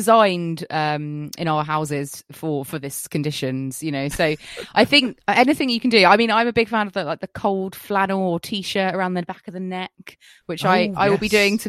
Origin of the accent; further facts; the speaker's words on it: United Kingdom; We're not British if we don't talk about the weather